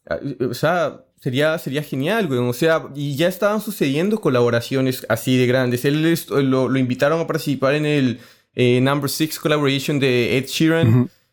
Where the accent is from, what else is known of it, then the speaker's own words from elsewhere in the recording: Colombia; Yo que soy colombiano